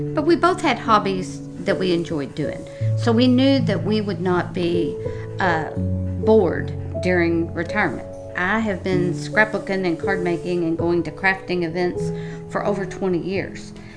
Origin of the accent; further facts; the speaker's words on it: Louisville, Kentucky, United States; I grew up in Louisville, Kentucky